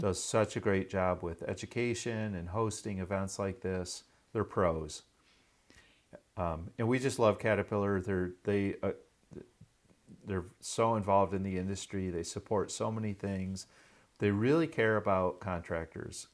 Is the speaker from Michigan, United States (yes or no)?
yes; Michigan, United States; right here in Michigan, my home state